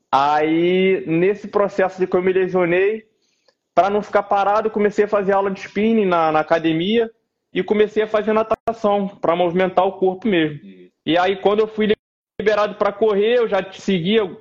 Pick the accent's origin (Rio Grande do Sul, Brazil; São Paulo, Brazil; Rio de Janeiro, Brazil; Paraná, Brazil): Rio de Janeiro, Brazil; Nova Iguaçu; Sou de Nova Iguaçu, cara, sou da Baixada aqui do Rio de Janeiro.